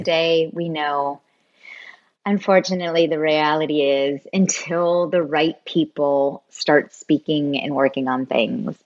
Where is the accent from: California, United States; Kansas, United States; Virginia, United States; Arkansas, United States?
California, United States; Bay Area; I grew up I grew up in the Bay Area